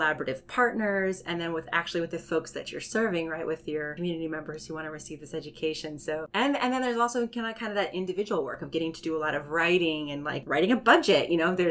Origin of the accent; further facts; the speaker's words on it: Hawaii, United States; moved away; I'm originally from Hawaii, and I spent a lot of my childhood surrounded by the water